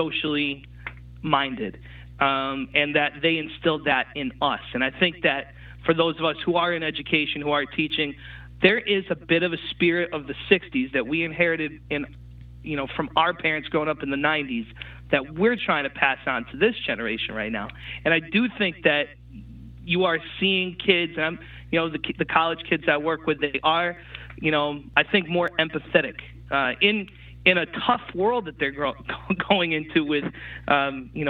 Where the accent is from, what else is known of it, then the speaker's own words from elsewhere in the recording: New Britain, Connecticut, United States; also born or lived in Boston, Massachusetts; being from New Britain